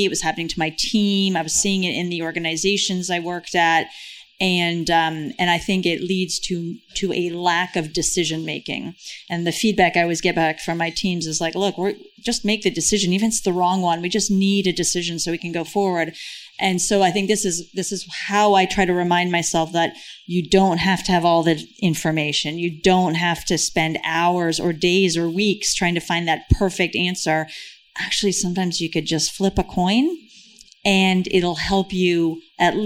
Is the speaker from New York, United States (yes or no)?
yes; New York, United States; moved away; I'm a New Yorker